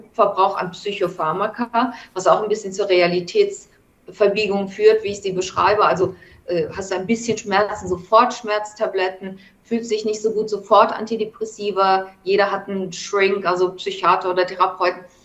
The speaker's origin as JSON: {"language": "German", "country": "Germany", "moved": "yes", "lives_now": "New York, United States", "said": "mein Heimatland"}